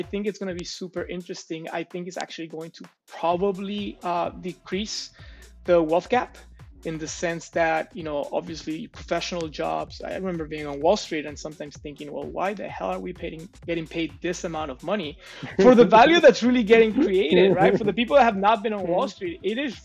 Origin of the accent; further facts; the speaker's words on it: Mexico; my hometown here in Mexico